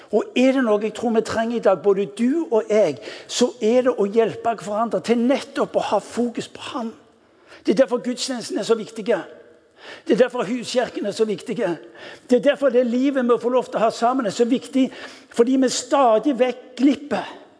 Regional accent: Western Norway, Norway; Vi er vestlending

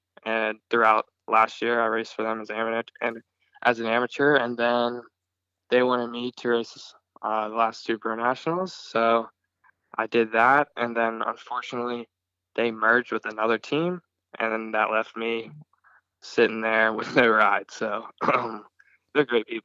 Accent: Prince Frederick, Maryland, United States; moved away as an adult; also born or lived in South Carolina; now in Australia; I'm from Prince Frederick, Maryland, and I'm just a kid that likes racing dirt bikes

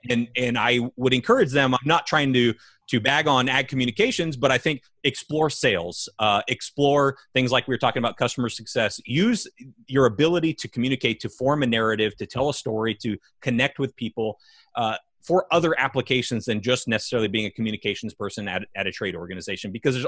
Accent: California, United States; I can remember growing up in California.

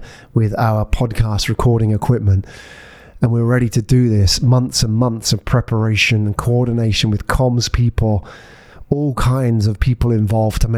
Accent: Epsom, South East England, United Kingdom; also born or lived in Japan / Glasgow; now in Singapore; Tony and me grew up in the same town in England, Epsom

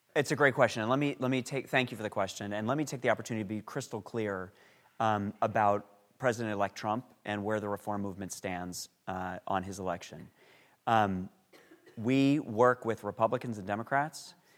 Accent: New York, United States; I grew up in New York

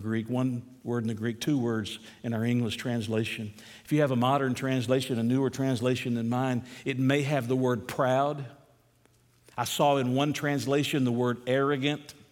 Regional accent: United States; We're American Christians

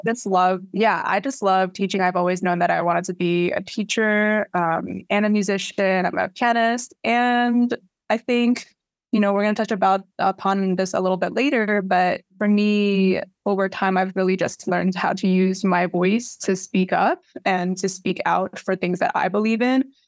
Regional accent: New York City, New York, United States; I grew up here, um, and raised here.

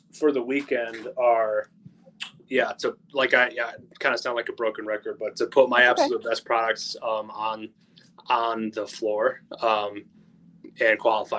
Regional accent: Michigan, United States; I'm actually from Michigan.

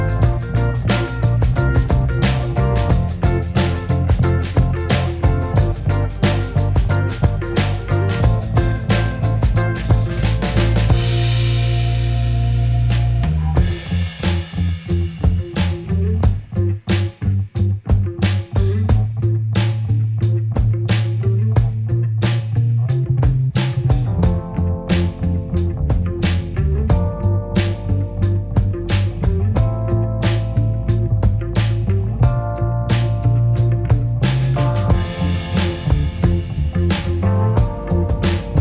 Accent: East Texas, United States; now in Dallas, United States; growing up in East Texas

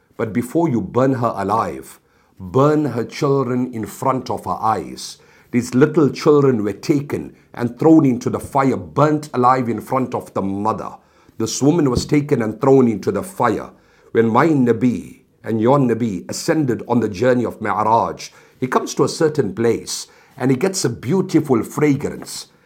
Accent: South Africa; I come from South Africa

